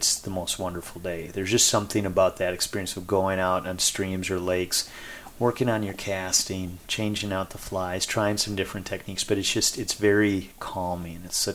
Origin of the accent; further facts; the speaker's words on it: Minnesota, United States; I grew up in Minnesota